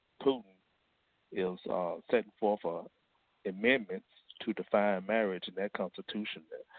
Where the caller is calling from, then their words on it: Fort Worth, Texas, United States; I'm calling from Fort Worth, Texas, the Lost Found Israelites Ministry.